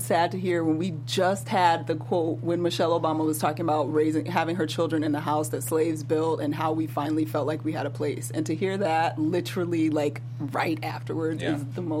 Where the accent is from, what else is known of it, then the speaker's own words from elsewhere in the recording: Atlanta, Georgia, United States; moved away; I'm from Atlanta.